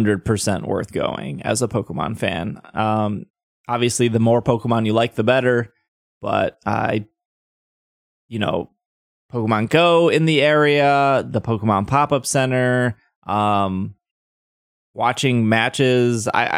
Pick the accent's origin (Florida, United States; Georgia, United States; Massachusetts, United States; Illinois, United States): Florida, United States; Miami; there's a regionals in Daytona Beach. I'm from Miami. Should I drive out there?